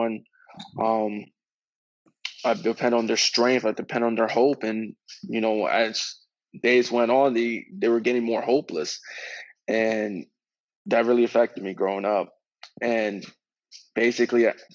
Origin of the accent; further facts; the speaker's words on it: Reading, Pennsylvania, United States; growing up in Reading, Pennsylvania as a kid